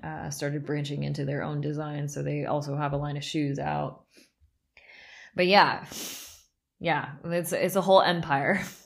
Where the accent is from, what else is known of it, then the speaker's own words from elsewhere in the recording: Southern California, United States; moved away as an adult; also born or lived in San Francisco, United States; now in Berlin, Germany; I grew up in Southern California